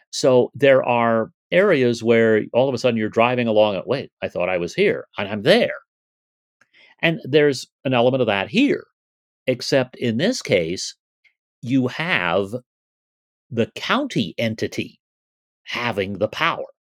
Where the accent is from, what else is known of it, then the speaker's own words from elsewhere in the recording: Las Vegas, Nevada, United States; I grew up near Pecos and Washington, which is about a mile north of the Las Vegas, North Las Vegas boundary.